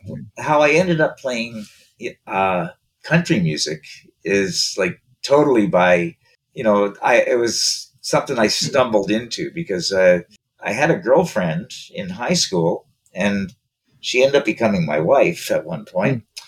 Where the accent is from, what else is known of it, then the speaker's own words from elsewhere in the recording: East Coast, Canada; I'm from the East Coast, and you know, being from the East Coast, uh, my mother had five brothers